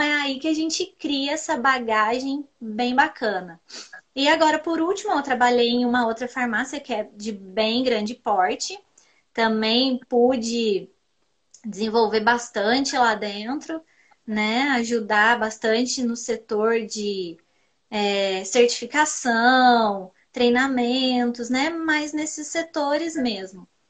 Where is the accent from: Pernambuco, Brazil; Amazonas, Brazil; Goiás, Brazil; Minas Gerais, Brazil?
Minas Gerais, Brazil; Pouso Alegre; eu sou aqui da cidade de Pouso Alegre, do sul de Minas. Sou formada em farmácia pela Univaz, aqui da minha cidade